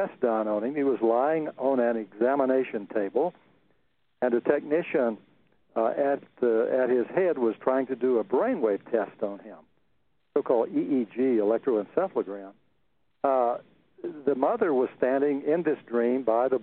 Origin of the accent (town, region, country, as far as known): central Texas, United States; born or raised there